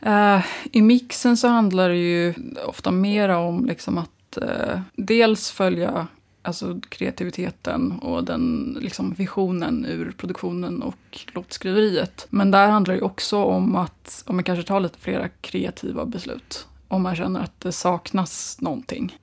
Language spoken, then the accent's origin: Swedish; Nacka, Stockholm County, Sweden; also born or lived in Glasgow; jag är uppväxt eh, i Nacka utanför Stockholm